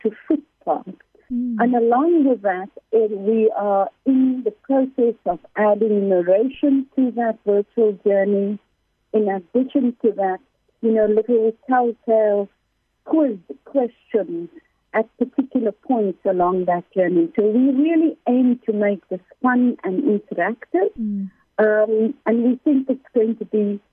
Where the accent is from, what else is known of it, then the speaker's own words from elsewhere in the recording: South Africa; I'm South African